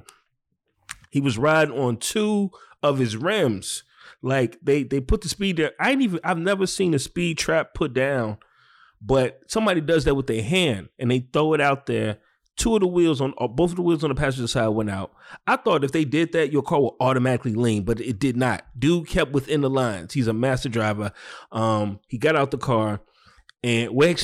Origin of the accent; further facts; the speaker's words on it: Chicago, Illinois, United States; also born or lived in Brooklyn, New York; New York wasn't for me as a Chicagoan